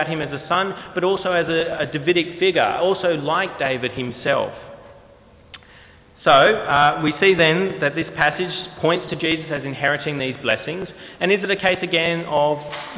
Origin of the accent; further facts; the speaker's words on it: New South Wales, Australia; also born or lived in Queensland; we moved from Queensland to New South Wales when I was fairly young, 5 years old